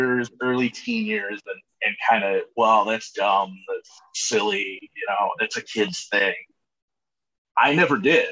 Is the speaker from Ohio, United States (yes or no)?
yes; Cleveland, Ohio, United States; growing up in the Cleveland area